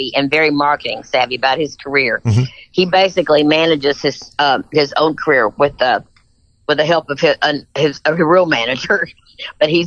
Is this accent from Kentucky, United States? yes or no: yes; Kentucky, United States; also born or lived in Tennessee; I was from Kentucky